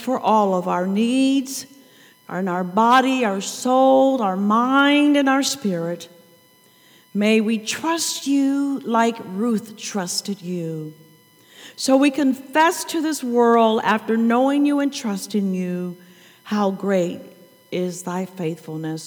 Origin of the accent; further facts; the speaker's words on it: St. Louis, Missouri, United States; I am from Missouri